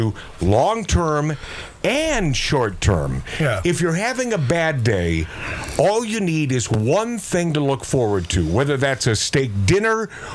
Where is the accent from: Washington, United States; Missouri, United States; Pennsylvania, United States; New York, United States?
Washington, United States; Seattle; growing up in the Pacific Northwest